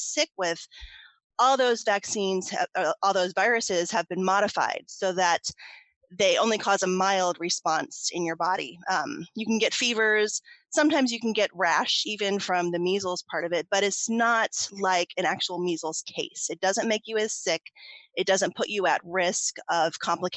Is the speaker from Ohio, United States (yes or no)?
yes; Ohio, United States; I had recently moved back to Ohio, which is my home state